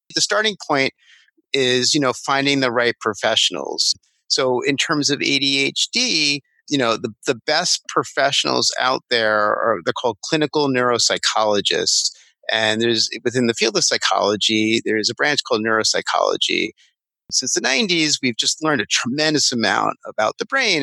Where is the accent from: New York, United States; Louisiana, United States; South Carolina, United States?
New York, United States; Massapequa Park; I'm from Long Island, Massapequa Park